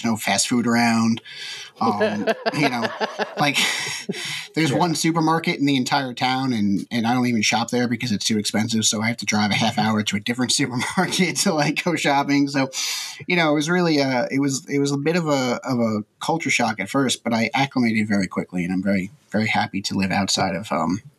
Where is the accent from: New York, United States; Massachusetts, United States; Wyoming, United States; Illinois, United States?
New York, United States; New York City; moved away as an adult; now in Connecticut, United States; So I lived in the city up until about 3 years ago when I moved to Connecticut. But I grew up in Queens, right outside of New York City.